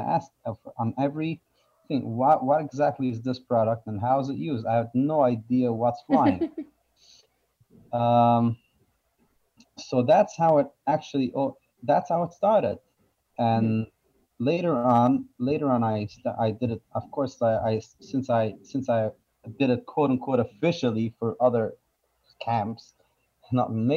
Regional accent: New York City, New York, United States; I grew up in Borough Park, Brooklyn

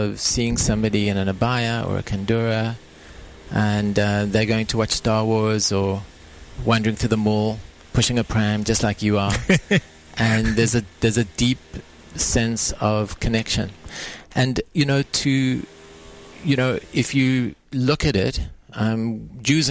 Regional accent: South Africa; now in United Arab Emirates; I say this as a South African now.

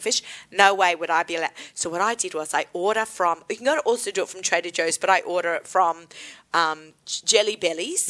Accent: Australia; moved away; Being Aussie

